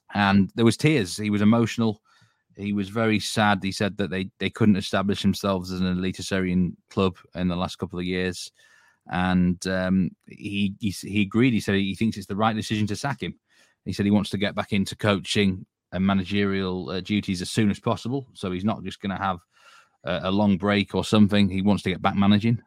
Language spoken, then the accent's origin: English; Yorkshire and the Humber, United Kingdom; I'm from Yorkshire